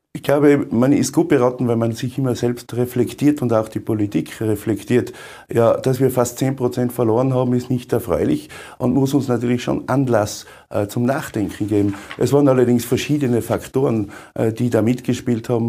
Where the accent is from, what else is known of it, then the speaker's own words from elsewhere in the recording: Umhausen, Tyrol, Austria; mein Umhausen als Bürgermeister